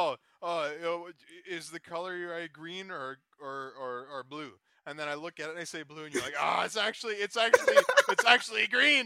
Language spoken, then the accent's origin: English; Canada; I'm Canadian.